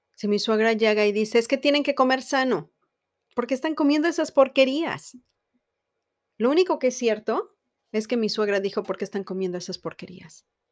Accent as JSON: {"language": "Spanish", "country": "Mexico", "said": "Yo soy mexicana y estoy casada con un americano"}